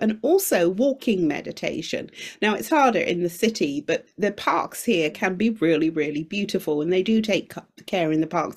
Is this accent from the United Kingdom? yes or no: yes; United Kingdom; also born or lived in Shanghai; I'm Jamaican origin, but I grew up in the UK